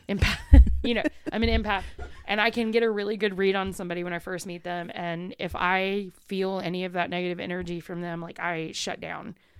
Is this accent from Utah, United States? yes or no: no; East Texas, United States; accent: southern; moved away; also born or lived in Buffalo, New York / Louisiana; I grew up in East Texas, one A school